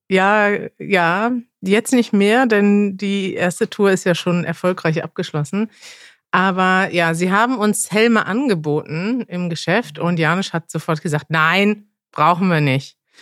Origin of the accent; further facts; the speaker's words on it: Germany; Denn als ich aufgewachsen bin in Deutschland